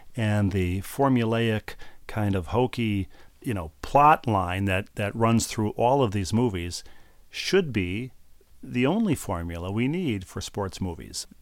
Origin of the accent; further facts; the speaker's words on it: Bloomington, Minnesota, United States; moved away; Met's Center in Bloomington, Minnesota, my hometown